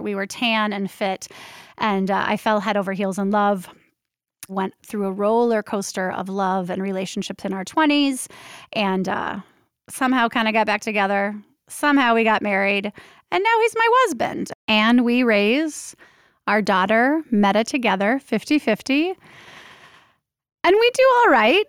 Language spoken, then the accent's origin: English; Minneapolis, Minnesota, United States; also born or lived in Portland, Oregon; now in Minneapolis, United States; nineteen seventy-five, I was born in Minneapolis, Minnesota